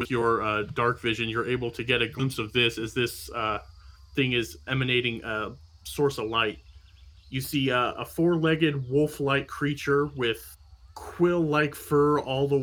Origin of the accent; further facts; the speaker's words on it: Midwest, United States; I grew up in the Midwest.